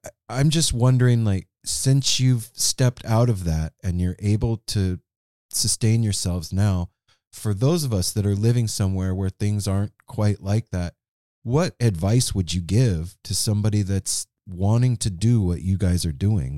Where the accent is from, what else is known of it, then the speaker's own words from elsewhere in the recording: Las Vegas, Nevada, United States; now in Pacific Northwest, United States; We live in the Pacific Northwest now, but we came originally from the Southwest part of the United States, from Las Vegas.